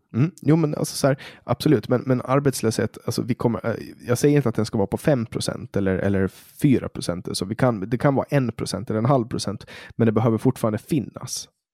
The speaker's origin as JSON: {"language": "Swedish", "country": "Poland", "moved": "yes", "lives_now": "Sweden", "said": "där jag kommer ifrån, Polen"}